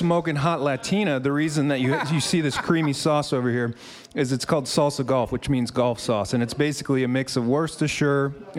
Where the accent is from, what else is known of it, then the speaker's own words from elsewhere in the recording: Philadelphia, Pennsylvania, United States; I'm from Philadelphia